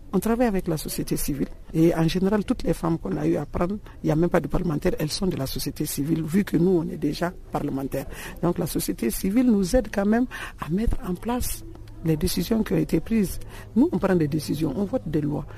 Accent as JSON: {"language": "French", "country": "Mali", "said": "je suis malienne"}